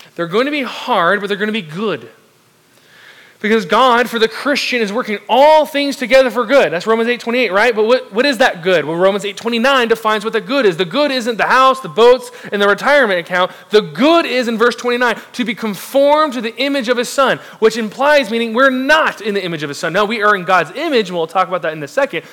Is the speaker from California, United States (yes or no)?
yes; South Orange County, Southern California, United States; moved away; I'm originally from the southern California, South Orange County specifically. And I grew up and was raised near, right near the beach, five minutes from it